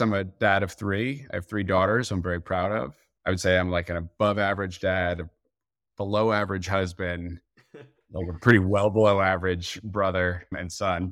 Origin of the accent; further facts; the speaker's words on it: New Jersey, United States; I'm from Jersey